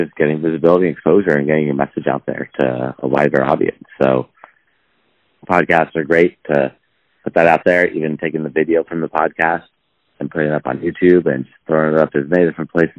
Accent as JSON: {"language": "English", "town": "Los Angeles", "region": "California", "country": "United States", "tie": "born or raised there", "said": "From Los Angeles, and still based out of Los Angeles. Never really left."}